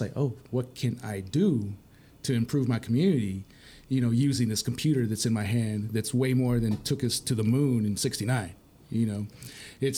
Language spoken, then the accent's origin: English; Permian Basin, Texas, United States; I'm from the Permian Basin